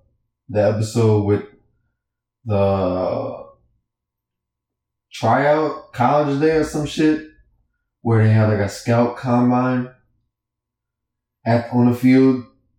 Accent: New Orleans, Louisiana, United States; I'm not from Crenshaw, but I'm from New Orleans.

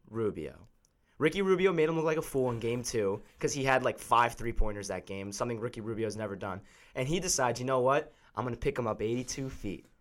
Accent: South Florida, United States; we're all from South Florida

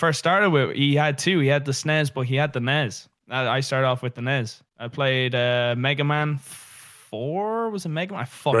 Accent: Dublin, Leinster, Ireland; I grew up in the city. So I grew up in Dublin.

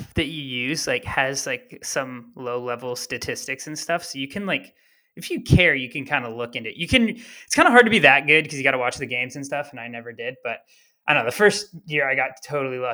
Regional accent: Bay Area, California, United States; I was from the Bay Area

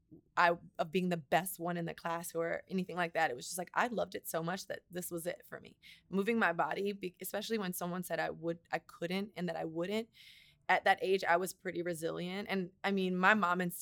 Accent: Miami, Florida, United States; moved away; also born or lived in New York; I grew up in Miami, Florida, 305

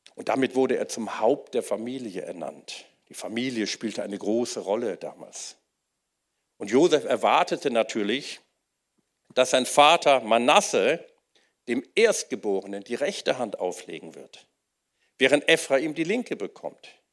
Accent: Wuppertal, North Rhine-Westphalia, Germany; ich bin in Wuppertal aufgewachsen

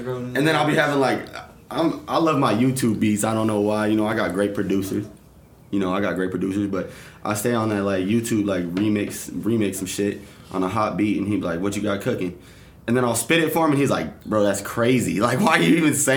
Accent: Victorville, California, United States; I'm from the Bel Air Boys, Victorville, California

